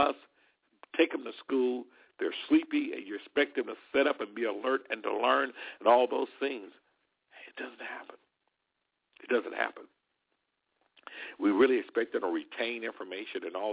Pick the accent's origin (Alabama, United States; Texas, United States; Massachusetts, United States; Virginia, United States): Alabama, United States; moved away; Alabama near my hometown here